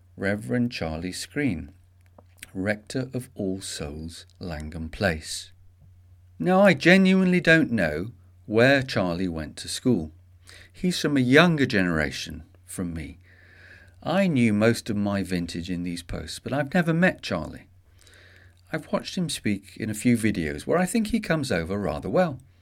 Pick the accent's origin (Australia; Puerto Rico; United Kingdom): United Kingdom; England; as we English call